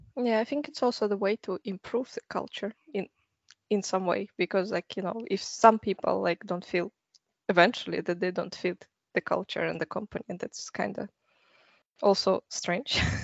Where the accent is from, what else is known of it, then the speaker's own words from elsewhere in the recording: Russia; moved away as an adult; also born or lived in Canada; now in Stockholm, Sweden; I'm from Russia, so I started my career in Russia